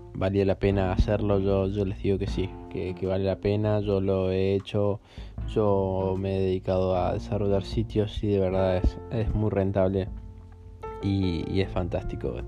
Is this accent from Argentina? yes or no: yes; Argentina; Yo soy argentina